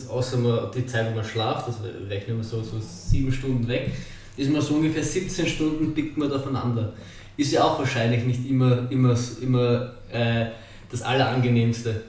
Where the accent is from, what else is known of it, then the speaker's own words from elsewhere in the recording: Austria; bei uns in Burgersdorf